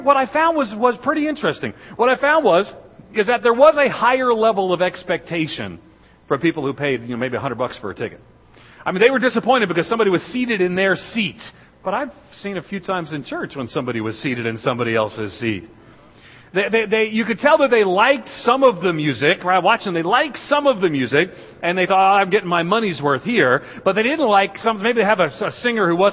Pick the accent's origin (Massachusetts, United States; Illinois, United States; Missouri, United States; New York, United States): New York, United States; moved away as an adult; now in Middle Tennessee, United States; I was born and reared in New York, just outside of New York City